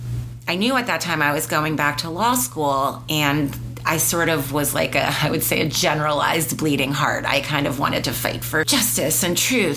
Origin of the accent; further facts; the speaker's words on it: United States; I, as an American